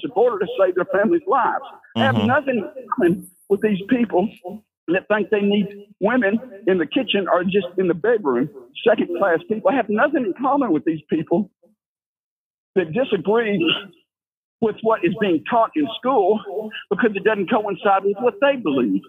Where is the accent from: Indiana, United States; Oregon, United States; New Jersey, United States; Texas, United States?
Texas, United States; Conroe; I was born and raised in Conroe, Texas in the 50s and 60s